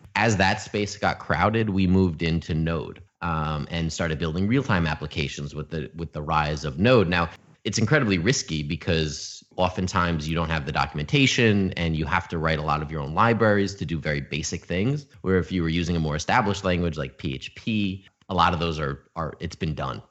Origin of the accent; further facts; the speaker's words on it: Albany, New York, United States; moved away as an adult; also born or lived in Oneonta, New York / Los Angeles, California; I was born and raised in upstate New York in Albany